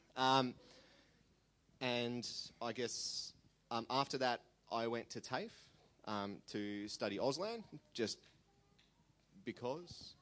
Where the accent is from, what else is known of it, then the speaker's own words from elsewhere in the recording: Sydney, New South Wales, Australia; also born or lived in Armidale, New South Wales; I was raised on the North Shore in Sydney.